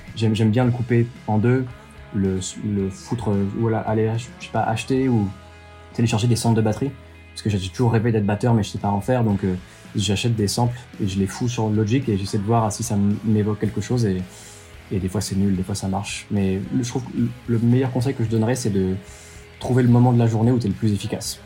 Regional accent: France; on est français

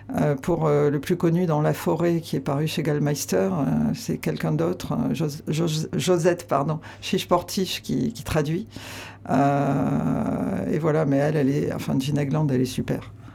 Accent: Aveyron, Occitania, France; now in Landes, France; j'ai grandi à Navéron mais je, me sens plus euh, landaise depuis toujours qu'avéronaise

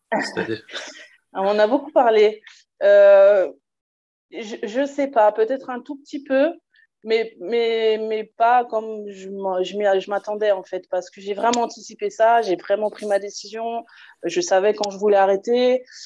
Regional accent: Alsace, Grand Est, France; Je coach une, équipe de seniors filles en National 2 chez moi en Alsace

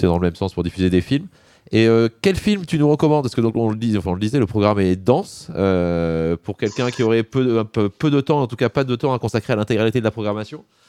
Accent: Toulouse, Occitania, France; en tant que Toulousain

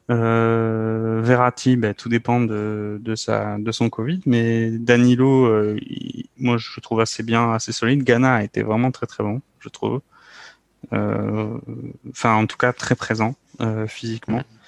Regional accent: France; nous, en tant que Français

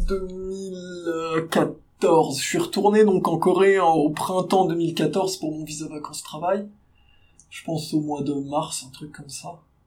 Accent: Nancy, Grand Est, France; je suis de Nancy

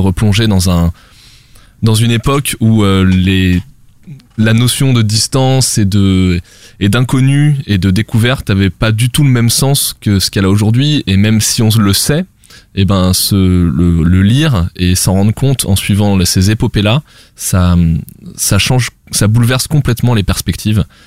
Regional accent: France; nous euh, petits euh, Français

